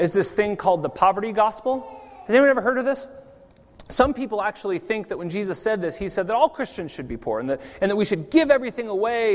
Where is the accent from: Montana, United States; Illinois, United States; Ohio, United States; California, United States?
California, United States; now in Zurich, Switzerland; growing up in California